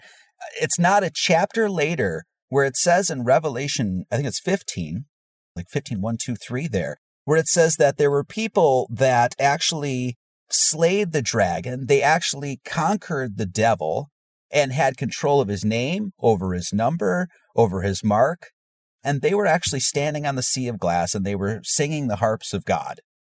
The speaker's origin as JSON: {"language": "English", "region": "Wisconsin", "country": "United States", "tie": "born or raised there", "also_born_or_lived": "Hawaii", "moved": "as an adult", "said": "I grew up in the Bible Belt in Wisconsin"}